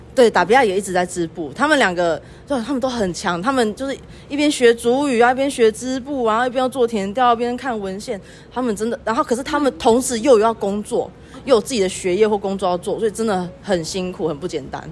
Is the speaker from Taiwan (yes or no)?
yes; Pingtung County, Taiwan; also born or lived in Yuchi Township, Nantou; now in Yuchi, Taiwan; 我本身是屏东人，然后目前住在鱼池乡